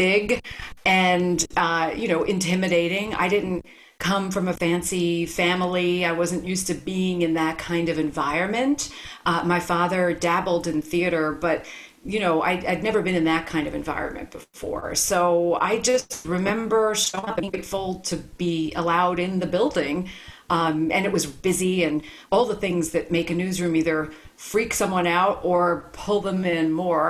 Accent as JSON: {"language": "English", "town": "New York City", "region": "New York", "country": "United States", "tie": "born or raised there", "also_born_or_lived": "Bhutan", "moved": "yes", "said": "I was a kid from Brooklyn who'd never imagined that I could work in television."}